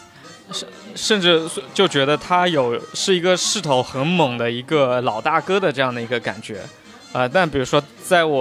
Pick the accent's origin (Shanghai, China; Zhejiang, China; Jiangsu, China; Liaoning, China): Zhejiang, China; Huzhou; accent: Huzhou dialect; 我给家里打电话，他们就会说你们湖州人讲话怎么这么娘啊？啊，就是我的方言很软很娘。